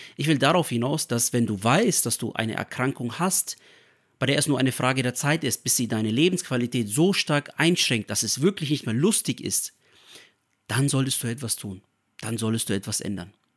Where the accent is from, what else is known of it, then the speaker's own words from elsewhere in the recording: Nuremberg, Bavaria, Germany; ich bin hier in Deutschland geboren, in Nürnberg